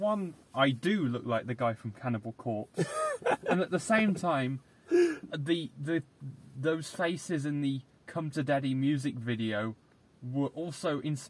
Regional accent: Cornwall, South West England, United Kingdom; I was born in Cornwall.

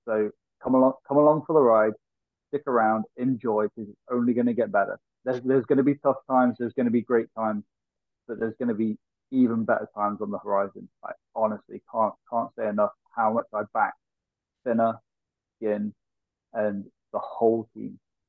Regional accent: Nottingham, East Midlands, United Kingdom; As much as I'm from Nottingham and I've been a Nottingham fan for all my life

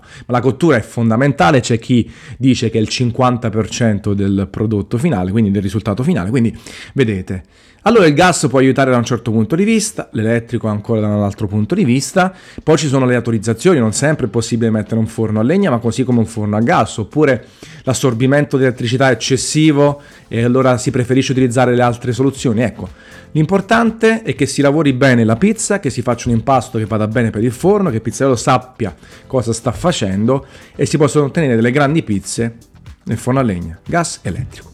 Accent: Naples, Campania, Italy; moved away; Io sono napoletano al cento per cento, nato a Napoli

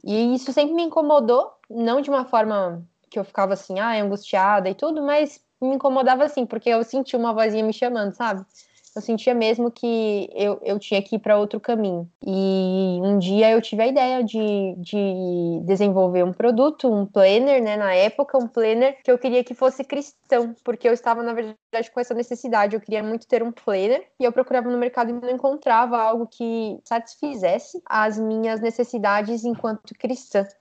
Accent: São Paulo, Brazil; also born or lived in Rio Branco, Acre; eu sou de São Paulo, estou morando aqui em São Paulo agora, mas na verdade eu nasci em Rio Branco, no Acre

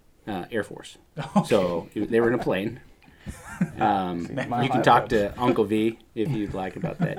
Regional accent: Oregon, United States; While I was born in Oregon, I was conceived on the Pacific Ocean. My dad was in the military

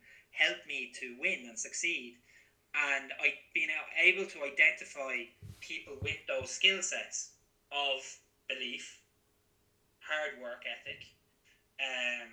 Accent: Drogheda, Leinster, Ireland; also born or lived in Gloucester, England; I'm from Drogheda, just outside Drogheda.

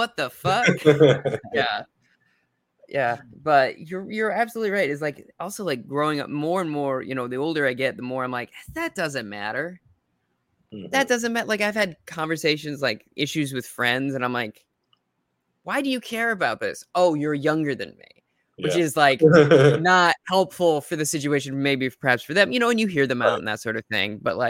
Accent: Midwest, United States; Maybe it's because I'm from the Midwest or whatever.

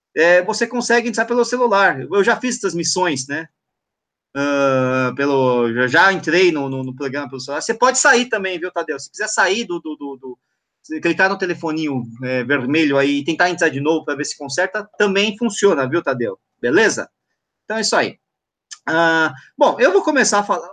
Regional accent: São Paulo, Brazil; São Paulo, que é minha cidade natal

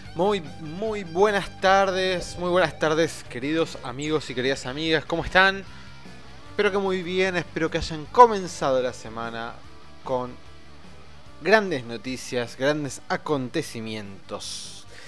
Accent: Argentina; somos este, argentinos y tenemos la obligación y el derecho de votar

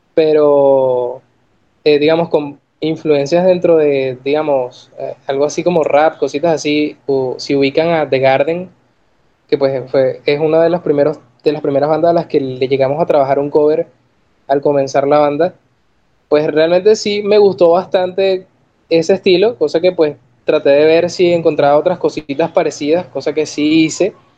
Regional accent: Caracas, Capital District, Venezuela; moved away; soy venezolano, vengo de Caracas, ciudad de los caramelos también.

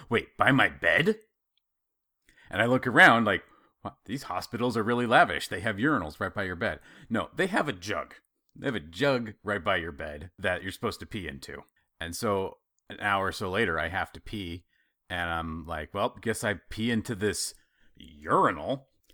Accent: Idaho, United States; I grew up in Idaho

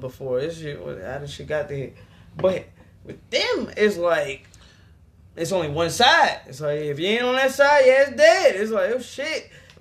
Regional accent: Mississippi, United States; we are from Mississippi

